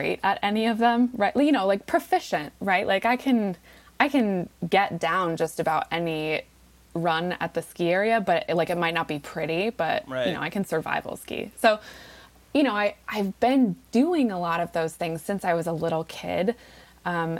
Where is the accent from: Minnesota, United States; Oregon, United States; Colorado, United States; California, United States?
Colorado, United States; Golden; moved away; I grew up in the Front Range in Colorado, a little west of Denver, in a little town called Golden